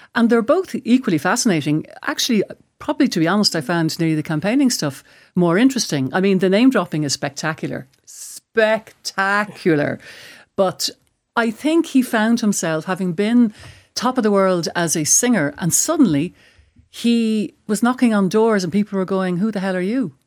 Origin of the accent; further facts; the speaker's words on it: Ireland; as an Irish person